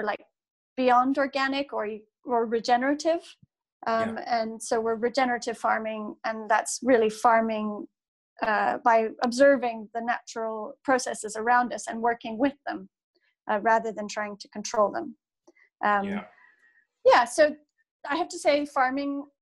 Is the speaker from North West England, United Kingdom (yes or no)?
yes; Manchester, North West England, United Kingdom; I grew up in Manchester, or in the outskirts of Manchester, on the edge of the Pennines. And so I grew up surrounded by farmland.